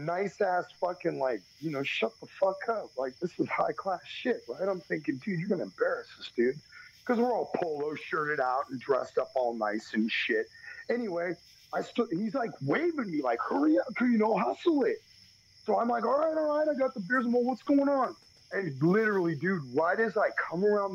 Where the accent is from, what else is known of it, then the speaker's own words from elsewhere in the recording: Texas, United States; we're from Texas.